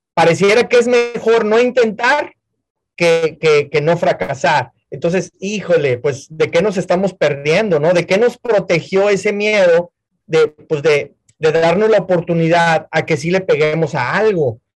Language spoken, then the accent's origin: Spanish; Monterrey, Nuevo León, Mexico; moved away as an adult; now in Houston, United States; mi historia viene de Monterrey, soy mexicano, emigré a Estados Unidos hace 20 años